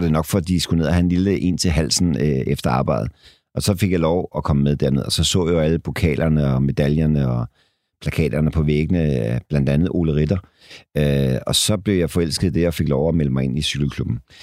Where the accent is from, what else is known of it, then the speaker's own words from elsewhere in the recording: Denmark; som danskere